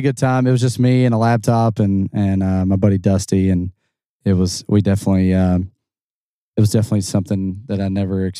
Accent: New Albany, Indiana, United States; I am born and raised in New Omni, Indiana, so the better side of the river.

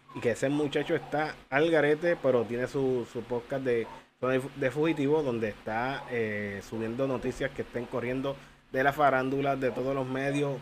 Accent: Humacao, Puerto Rico; mi pueblo Humacao

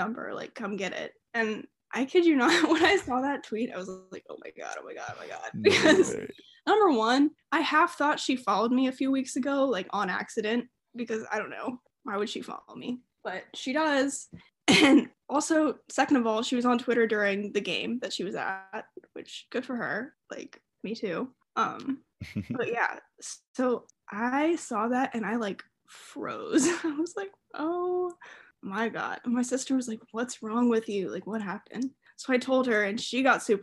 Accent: the South, United States; I'm from the South

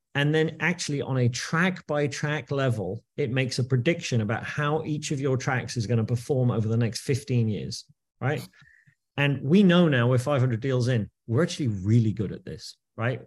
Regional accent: United Kingdom; moved away as an adult; also born or lived in New York, United States; now in New Jersey, United States; I am British. Uh, but I moved to New York in the year two thousand

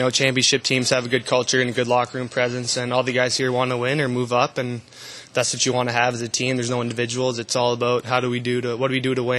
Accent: Canada; moved away as an adult; now in Binghamton, United States; as a Canadian

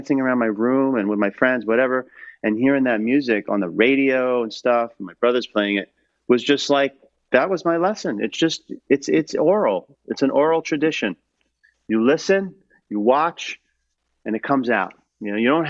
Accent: New York City, New York, United States; as a kid too, growing up in New York City was in the '70s

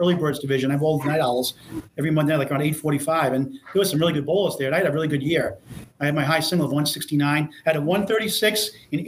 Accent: Salem, Massachusetts, United States; I grew up in Salem, Mass, 25 years.

